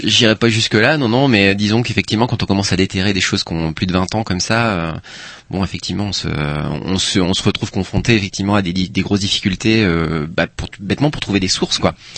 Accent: Paimpol, Brittany, France; also born or lived in Rennes; moi je viens d'un une petite ville portuaire qui s'appelle Paimpol

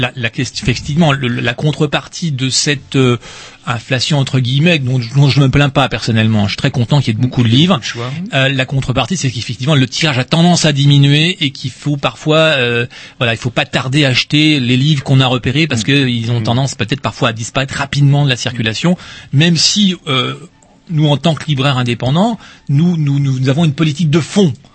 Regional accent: Rennes, Brittany, France; also born or lived in Paris; Je suis Rennais

